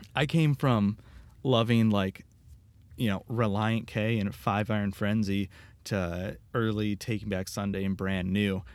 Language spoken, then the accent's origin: English; Royal Oak, Michigan, United States; also born or lived in Troy, Michigan / Los Angeles; I grew up in Royal Oak, and then, uh, like halfway through elementary school, I moved to a different city, another suburb called Troy